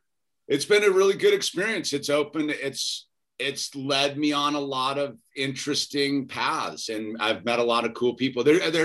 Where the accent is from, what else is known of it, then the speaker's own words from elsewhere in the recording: Boston, Massachusetts, United States; born there; Well, technically, I was born in Boston, so there's that.